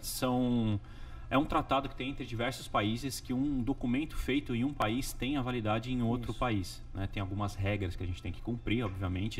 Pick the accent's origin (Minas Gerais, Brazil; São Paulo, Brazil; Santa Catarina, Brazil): São Paulo, Brazil; São Bernardo do Campo; moved away as an adult; now in Windermere, United States; eu sou de São Paulo, nascido na capital, só que a partir dos meus oito anos eu fui para BC Paulista